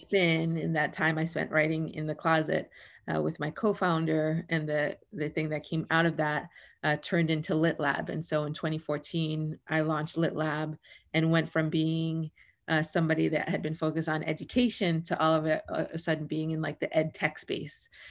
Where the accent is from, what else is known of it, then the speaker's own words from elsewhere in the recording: New York City, New York, United States; now in Oakland, United States; I grew up in the Bronx. I had to move a lot. I moved thirteen times in sixteen years, um, largely around the Bronx